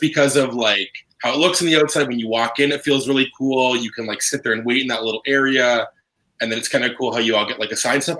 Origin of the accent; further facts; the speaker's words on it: Canada; we are from Canada.